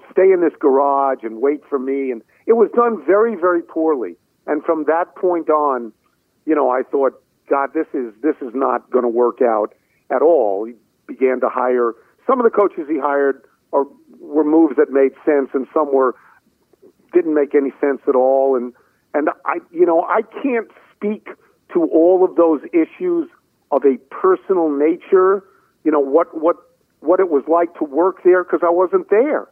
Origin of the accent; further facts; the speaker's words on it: New York, United States; moved away as an adult; now in Washington, D.C., United States; I come from New York